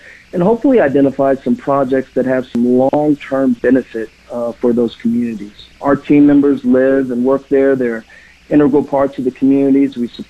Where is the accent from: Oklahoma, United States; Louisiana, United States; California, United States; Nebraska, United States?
Nebraska, United States; Omaha; In my home state, I'm a Benson High School graduate and a proud Cornhusker fan.